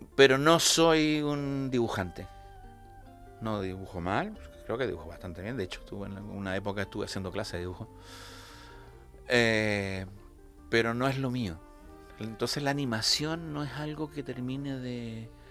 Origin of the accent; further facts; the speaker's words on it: Santiago, Santiago Metropolitan Region, Chile; moved away as an adult; also born or lived in La Laguna, Canary Islands, Spain; now in Canary Islands, Spain; yo nací en Santiago de Chile, estuve allí hasta, terminé la licenciatura a los 21 años